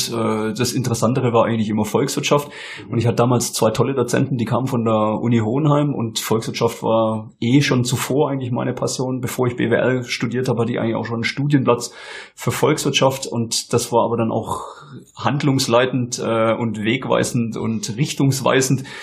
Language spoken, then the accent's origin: German; Stuttgart, Baden-Württemberg, Germany; es hat dann auch geklappt, dass ich hier herkommen konnte ins Oberschwaben. Okay. Als Stuttgarter ist es natürlich immer ein bisschen ein bisschen gewöhnungsbedürftig, weil südlich von Reutlingen hört ja für den Stuttgarter quasi